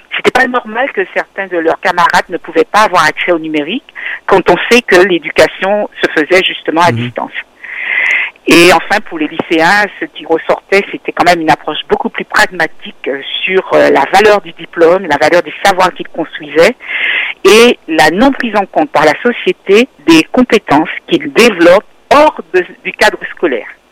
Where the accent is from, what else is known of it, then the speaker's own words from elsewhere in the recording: Martinique; moved away as an adult; also born or lived in Guadeloupe / Saint-Martin; J'ai grandi jusqu'au bac à la Martinique